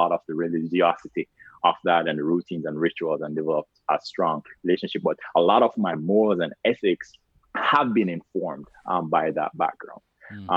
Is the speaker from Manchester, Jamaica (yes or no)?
no; Carlisle, Saint Elizabeth, Jamaica; moved away as an adult; Growing up in Jamaica, it was a very, I would say, underexposed community. I'm from a very small town called Carlisle. St. Elizabeth